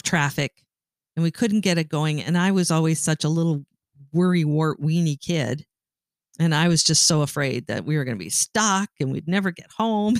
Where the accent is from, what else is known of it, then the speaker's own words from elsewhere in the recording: Sault Ste. Marie, Ontario, Canada; I grew up in Sault Ste. Marie, Ontario